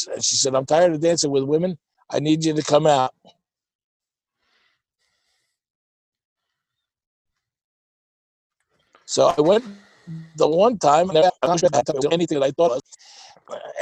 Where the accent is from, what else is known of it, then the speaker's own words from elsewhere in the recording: New York City, New York, United States; moved away as an adult; also born or lived in New Jersey / Kingston, New York; I grew up in Staten Island, New York, and I spent most of all my days there.